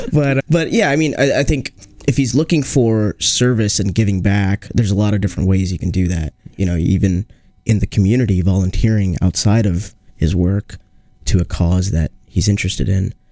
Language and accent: English; Seattle, Washington, United States; now in Iowa, United States; I grew up in Seattle